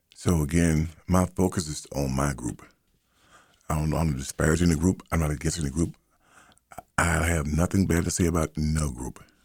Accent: United States; So I am an American. I'm an American. I am of African ancestry

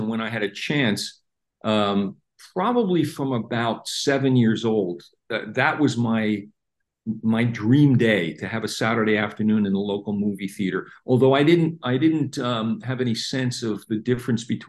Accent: New Jersey, United States; moved away as an adult; also born or lived in Washington, D.C. / Los Angeles; now in Germany; I grew up in New Jersey, and then from there moved to Los Angeles

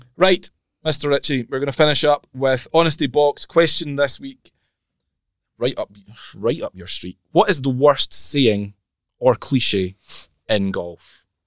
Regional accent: Scotland, United Kingdom; we're Scottish

